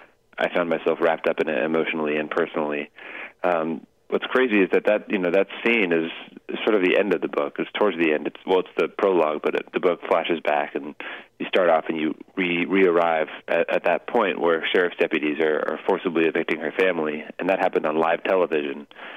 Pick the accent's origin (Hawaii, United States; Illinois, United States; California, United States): California, United States; Los Angeles; my hometown.